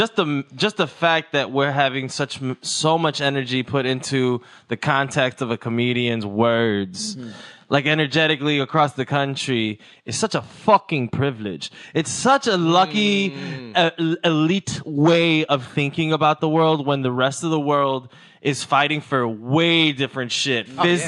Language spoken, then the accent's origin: English; Mexico; I come from Mexico. And in Mexico, their problems are like, we have to pay the cartel to sell candy on the beach, bro.